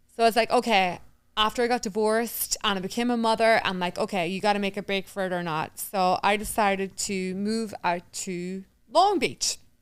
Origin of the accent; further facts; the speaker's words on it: Newry, Northern Ireland, United Kingdom; moved away as an adult; also born or lived in Queens, New York; now in Island Park, United States; the town that I grew up in, which is in Newry